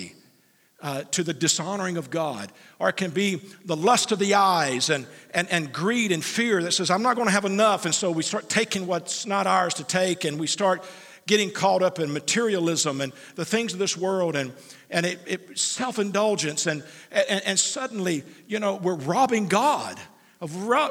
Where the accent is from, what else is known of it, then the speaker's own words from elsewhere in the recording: United States; as an American